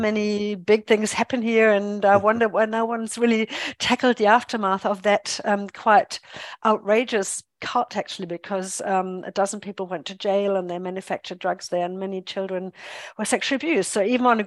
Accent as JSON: {"language": "English", "country": "Germany", "tie": "born or raised there", "also_born_or_lived": "England / United States", "second_language": "English", "moved": "as an adult", "lives_now": "New Zealand", "said": "I'm a born and bred German"}